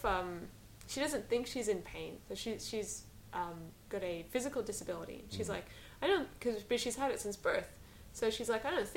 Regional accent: Cairns, Queensland, Australia; I was born in Cairns.

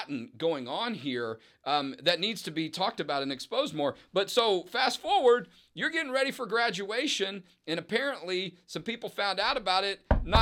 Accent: Houston, Texas, United States; I grew up in Houston, lived in Texas all my life

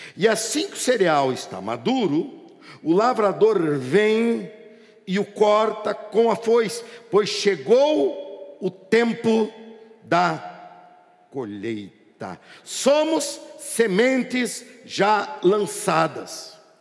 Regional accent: Curitiba, Paraná, Brazil; moved away; naquela cidade onde eu nasci

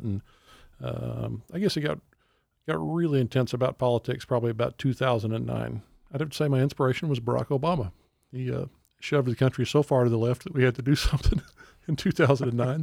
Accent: Texas, United States; growing up in Texas

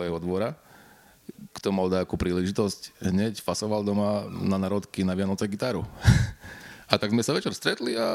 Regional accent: Slovakia; ja som z Nového sadu hej a tam bola, v podstate dodnes je komunita Rómov, ktorí mastia na gitare po večeroch luxusne.

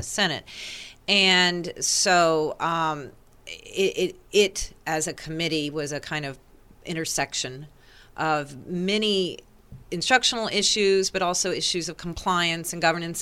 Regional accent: East Coast, United States; moved away; I'm from the East Coast

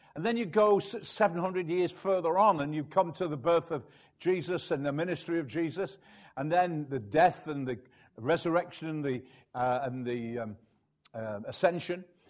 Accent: United Kingdom; I'm British

